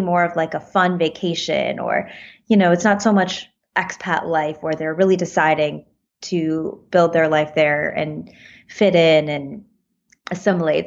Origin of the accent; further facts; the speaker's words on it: United States; I'm American